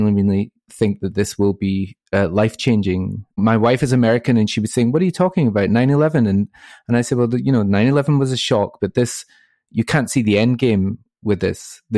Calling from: Glasgow, Scotland, United Kingdom; I'm from sunny Glasgow this morning.

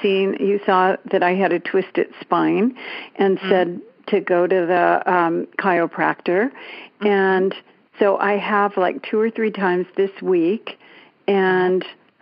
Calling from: Danville, California, United States; I'm calling from Danville, California.

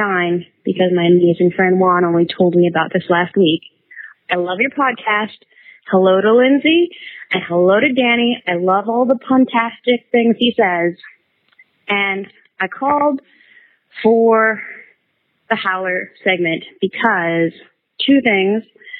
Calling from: New Zealand; I'm actually calling from New Zealand

